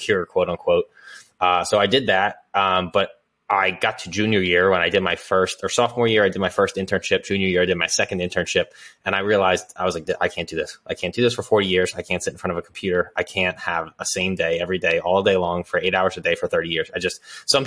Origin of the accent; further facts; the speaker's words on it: Philadelphia, Pennsylvania, United States; I grew up here in Northeast Philadelphia